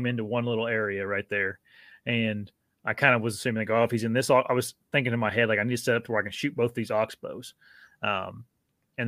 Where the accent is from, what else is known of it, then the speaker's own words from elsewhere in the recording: Indiana, United States; my Indiana buck I shot wasn't. I mean, that's my home state